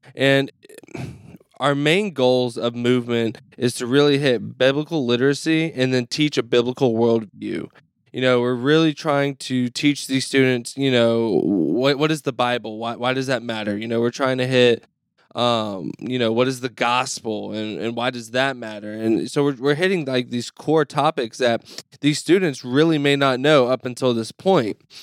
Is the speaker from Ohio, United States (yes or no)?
no; Mississippi, United States; moved away as an adult; now in Neenah, United States; I'm from Mississippi